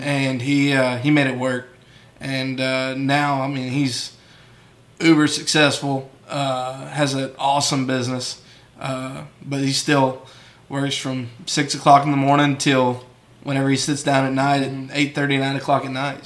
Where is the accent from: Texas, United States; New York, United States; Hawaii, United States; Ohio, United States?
Texas, United States; San Angelo; born and raised in San Angelo